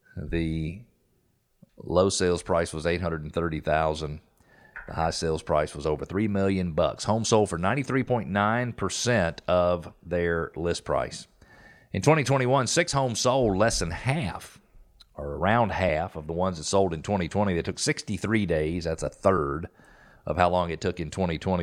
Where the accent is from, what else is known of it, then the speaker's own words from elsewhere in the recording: United States; be an American.